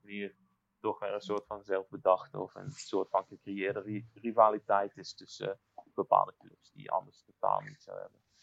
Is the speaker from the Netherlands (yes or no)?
yes; Netherlands; now in Warsaw, Poland; ik woon in Warschau, ik kom uit, eh, kom uit Nederland